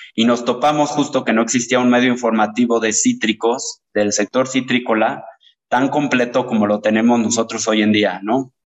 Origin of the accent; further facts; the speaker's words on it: Teziutlán, Puebla, Mexico; soy originario de Teciutlán, que es una ciudad ubicada al noroeste del estado de Puebla